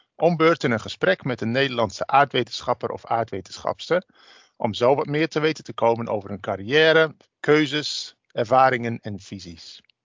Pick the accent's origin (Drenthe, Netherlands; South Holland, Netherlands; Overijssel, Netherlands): Drenthe, Netherlands; Ik kom zelf uit Drenthe